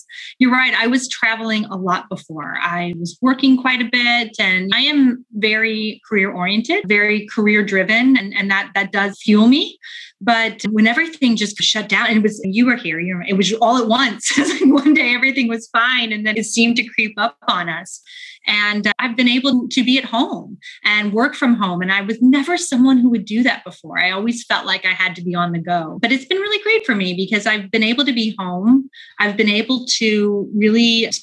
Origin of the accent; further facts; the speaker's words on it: St. Louis, Missouri, United States; moved away as an adult; now in United Kingdom; I grew up in the Midwest. So I'm from a town called St. Louis, which is not too far from Chicago.